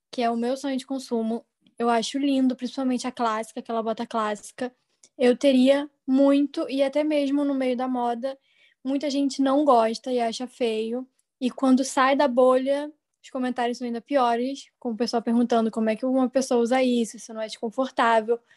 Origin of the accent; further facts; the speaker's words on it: Rio de Janeiro, Brazil; Eu tenho 24 anos, sou do Rio de Janeiro.